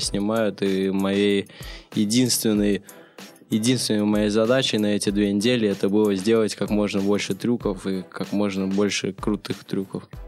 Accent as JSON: {"language": "Russian", "country": "Russia", "tie": "born or raised there", "said": "Я родился в России"}